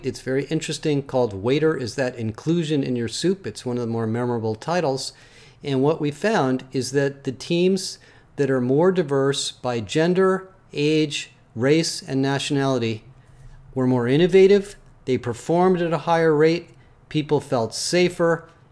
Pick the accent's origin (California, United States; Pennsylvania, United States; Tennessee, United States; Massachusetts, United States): California, United States; Berkeley; also born or lived in Oakland, California / Richmond, California; I grew up in Berkeley